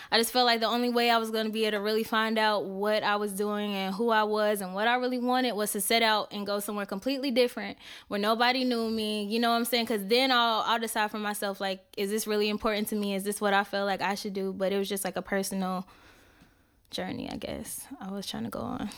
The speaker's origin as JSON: {"language": "English", "region": "Indiana", "country": "United States", "said": "where I'm from, I'm from Indiana."}